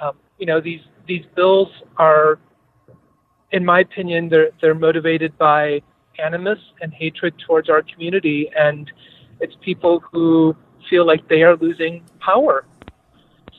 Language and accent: English; Sandusky, Ohio, United States; my hometown of Sandusky